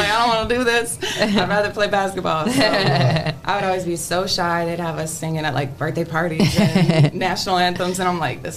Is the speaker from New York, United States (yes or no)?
no; Toledo, Ohio, United States; I grew up here in Toledo